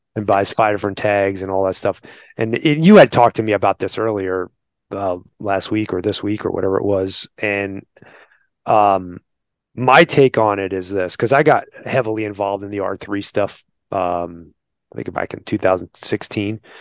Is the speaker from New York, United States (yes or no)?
yes; New York, United States; now in Arizona, United States; I'm from New York, right? Like, I grew up in combat, what they call combat hunting